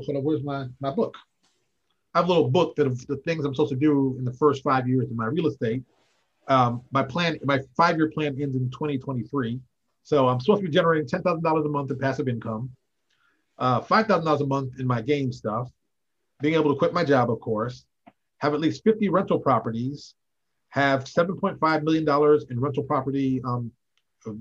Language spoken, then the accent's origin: English; Connecticut, United States; moved away as an adult; also born or lived in Chicago, Illinois / Baltimore, Maryland / Indianapolis, Indiana; I grew up in Connecticut, about 70 miles outside the city